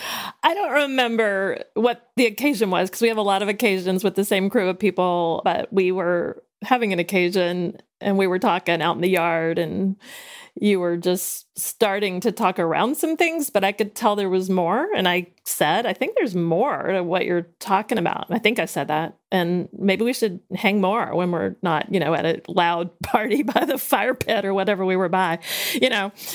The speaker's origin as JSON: {"language": "English", "region": "the South", "country": "United States", "tie": "born or raised there", "said": "I grew up in the South"}